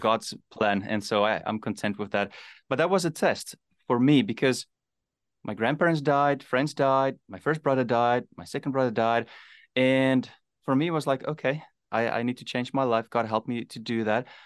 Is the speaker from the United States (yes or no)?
no; South Africa; born or raised there; also born or lived in Namibia